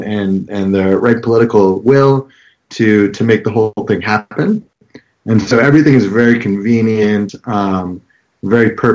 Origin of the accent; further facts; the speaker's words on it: Houston, Texas, United States; moved away; I grew up in Houston, Texas, pretty big city, and I went to public schools